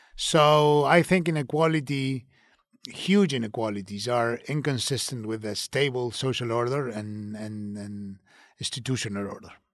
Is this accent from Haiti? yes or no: no; Uruguay; I'm from Uruguay, and, and very proudly so